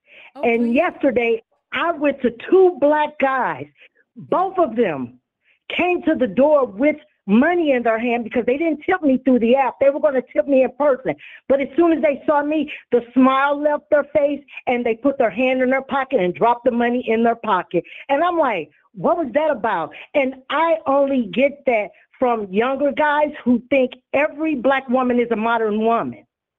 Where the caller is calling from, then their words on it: California, United States; Hi, Tanya. This is … You know, I'm in California.